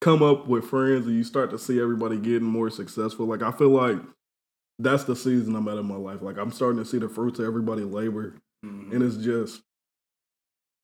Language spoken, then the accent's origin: English; Indianapolis, Indiana, United States; also born or lived in Fort Wayne, Indiana; So me and him first moved to Indianapolis around the same time. He came here from L.A. I came here from Fort Wayne. We both came in sixth grade